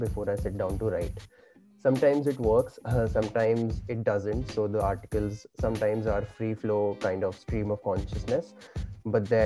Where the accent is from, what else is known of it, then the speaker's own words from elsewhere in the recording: India; I was born and brought up in India